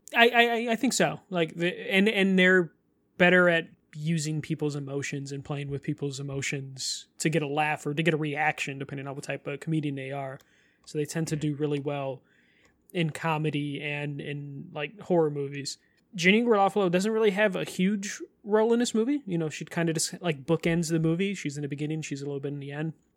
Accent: Chicago, Illinois, United States; we're both from Chicago

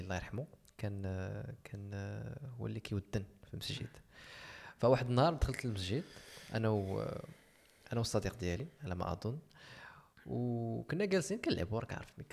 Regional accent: Marrakesh, Marrakesh-Safi, Morocco; انا صغري دوزت في مراكش

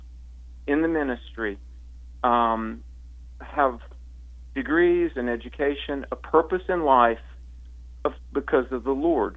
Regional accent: the South, United States; I grew up in the South in the Bible Belt

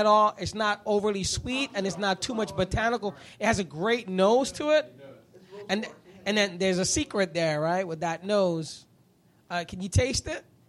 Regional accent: New York, United States; now in Florida, United States; I grew up in New York

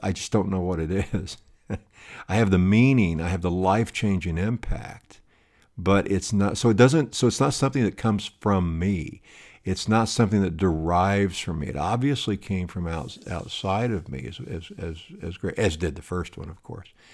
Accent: High Plains, Southwest, United States; I grew up in a small town in, uh, in, in the Southwest on the High Plains

